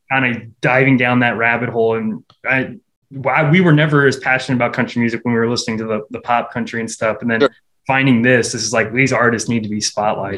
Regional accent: Omaha, Nebraska, United States; born or raised there

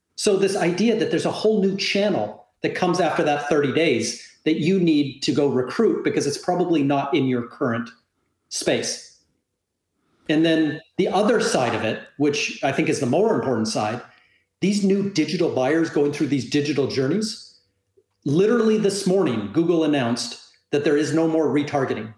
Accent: Canada; moved away as an adult; now in South Florida, United States; I'm a Canadian living in Southern Florida

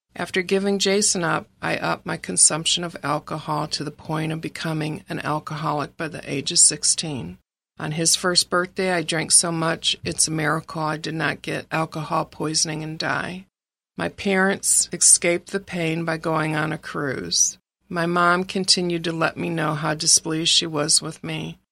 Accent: Ferndale, Michigan, United States; I was raised in Ferndale, Michigan, which is a suburb of Detroit

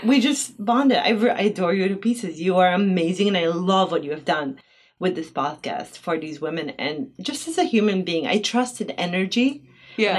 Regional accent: Bosnia & Herzegovina; now in Twin Cities, United States; growing up in Bosnia without having any money whatsoever.

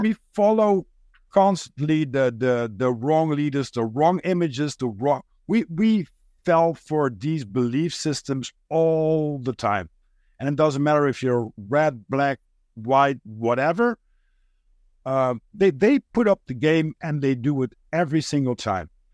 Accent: Netherlands; first language Dutch; English is a second language; I'm a Dutch guy.

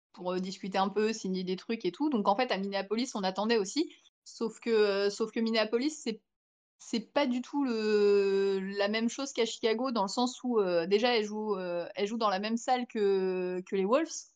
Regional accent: France; on vient de France

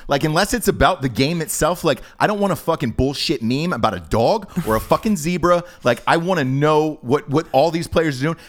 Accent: Atlanta, Georgia, United States; I'm from Atlanta.

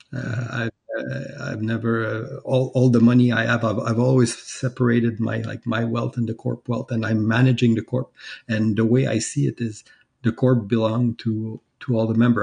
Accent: Quebec, Canada; I'm from Canada

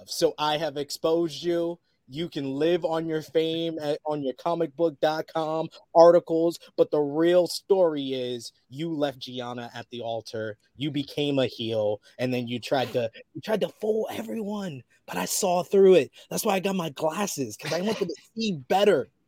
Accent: Harlem, New York, United States; I heard that you're from Nashville. I'm from Harlem.

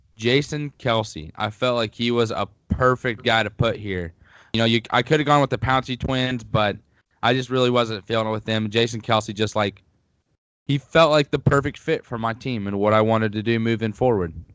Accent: Missouri Southern, United States; my hometown at Missouri Southern

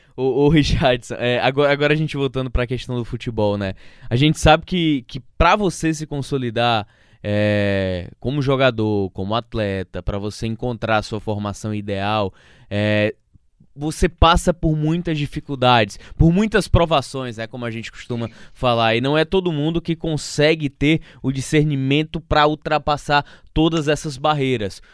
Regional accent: Northeast Brazil, Brazil; nós nordestinos

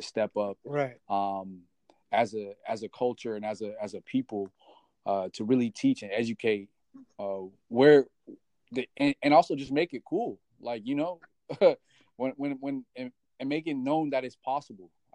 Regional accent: Sacramento, California, United States; also born or lived in South Bend, Indiana; now in San Jose, United States; I'm originally from South Bend, Indiana. About 9 years old, I moved over to California, to Sacramento, California, to be exact.

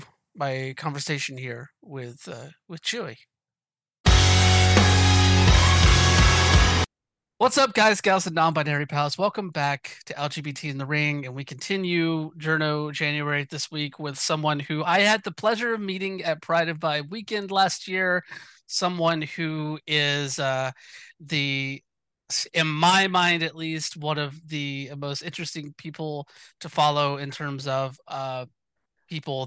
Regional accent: Moultrie, Georgia, United States; moved away; also born or lived in Pacific Northwest; I'm from Georgia originally

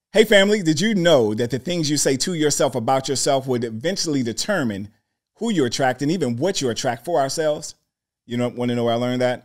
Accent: Washington, District of Columbia, United States; I'm from D C

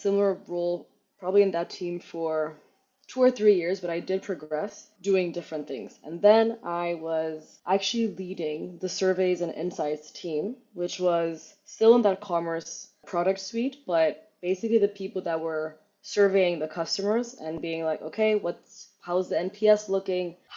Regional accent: Addis Ababa, Ethiopia; moved away as an adult; also born or lived in Germany; I'm raised in the capital city of Addis Ababa

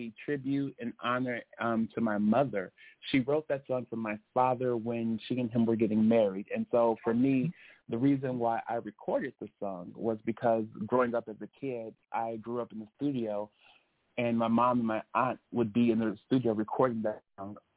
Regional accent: Chicago, Illinois, United States; now in Los Angeles, United States; I am a Chicago, Illinois ex-resident, but I have transplanted here to L.A.

